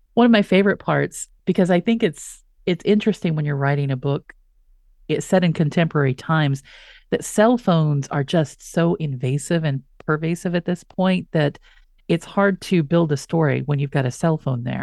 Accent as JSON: {"language": "English", "region": "West Texas", "country": "United States", "said": "I'm from West Texas"}